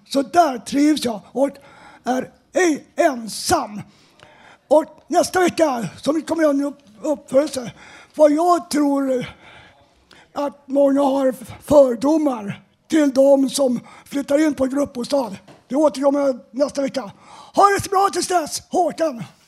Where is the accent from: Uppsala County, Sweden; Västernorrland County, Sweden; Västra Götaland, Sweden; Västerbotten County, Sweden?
Uppsala County, Sweden; Uppsala; now in Stockholm, Sweden; jag är född och uppvuxen i Uppsala